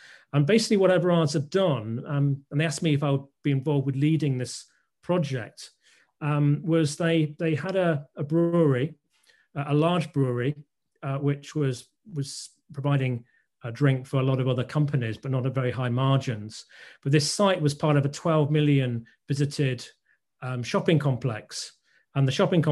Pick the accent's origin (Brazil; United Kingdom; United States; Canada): United Kingdom; Scunthorpe, Yorkshire and the Humber; I was brought up in Scunthorpe.